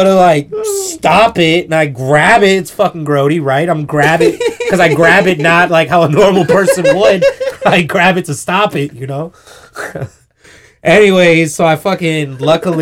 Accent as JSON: {"language": "English", "town": "Columbus", "region": "Ohio", "country": "United States", "said": "I'm from Columbus"}